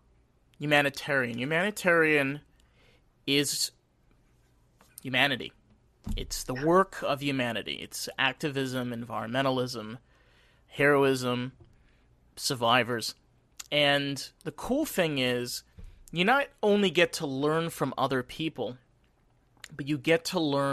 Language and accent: English; Rockland County, New York, United States; I grew up in Rockland County, New York